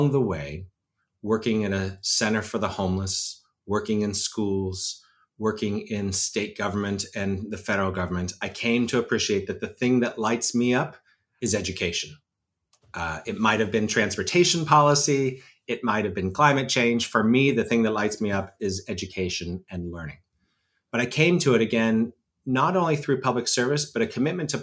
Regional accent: Pittsburgh, Pennsylvania, United States; I'm a Western Pennsylvania kid, which matters because I'm coming to you from Pittsburgh, Pennsylvania, which is my hometown

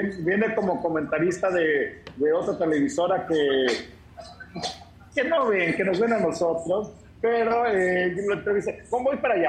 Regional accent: Mexico; somos los, somos los mexicanos

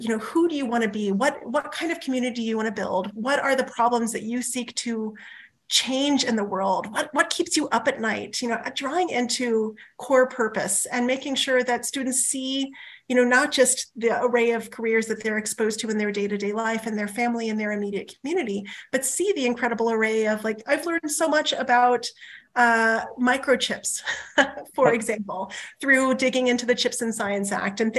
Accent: rural New Mexico, United States; moved away; my hometown in rural New Mexico

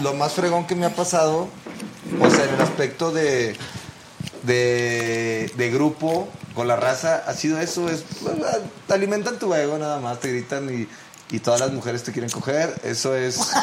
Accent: Monterrey, Nuevo León, Mexico; Nosotros como regios

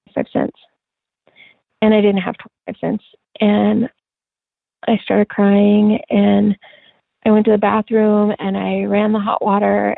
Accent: La Grande, Oregon, United States; we moved back to my hometown in La Grande

